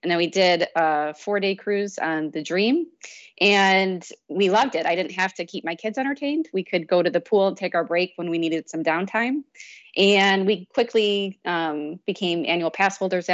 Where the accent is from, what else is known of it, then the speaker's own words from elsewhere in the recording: Chicago, Illinois, United States; also born or lived in Eastern Iowa; now in Iowa, United States; So we're from Chicago originally